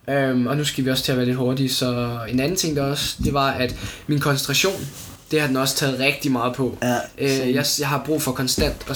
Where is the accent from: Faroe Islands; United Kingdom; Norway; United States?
United States; Altså, som amerikaner, så forstår jeg ikke, hvordan Elon Musk, han tænker, den her Cybertruck